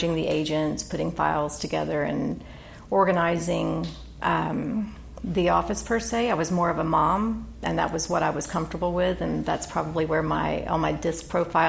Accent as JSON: {"language": "English", "town": "Claremont", "region": "California", "country": "United States", "tie": "born or raised there", "said": "I grew up in Claremont"}